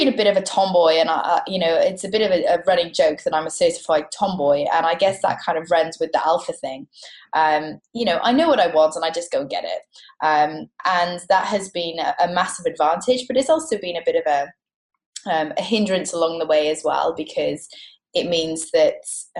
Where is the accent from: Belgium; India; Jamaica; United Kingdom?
United Kingdom; Cardiff, Wales; accent: Welsh; moved away as an adult; also born or lived in Birmingham; now in Sydney, Australia; I'm a Cardiff girl, born and bred. And I went to university in Birmingham